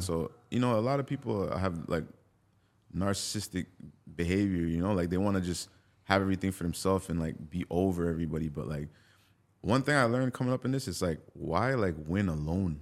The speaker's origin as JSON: {"language": "English", "country": "Jamaica", "said": "I'm Jamaican. I grew up on dancehall music"}